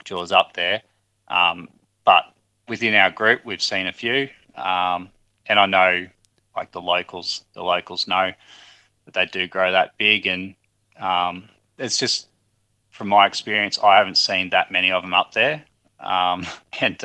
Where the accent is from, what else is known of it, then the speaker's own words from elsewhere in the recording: Albury, New South Wales, Australia; I've born and raised in Albury